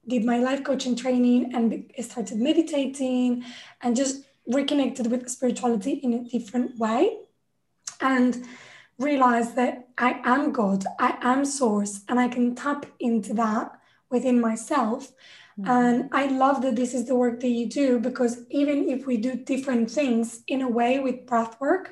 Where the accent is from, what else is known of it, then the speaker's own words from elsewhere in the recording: Spain; I grew up in Spain, I was Catholic